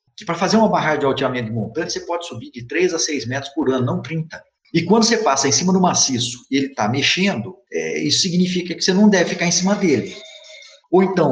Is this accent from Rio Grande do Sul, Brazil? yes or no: no; Mococa, São Paulo, Brazil; moved away as an adult; also born or lived in Belo Horizonte; now in Itajubá, Brazil; eu sou um cidadão de, do interior do estado de São Paulo, que eu sou de Mococa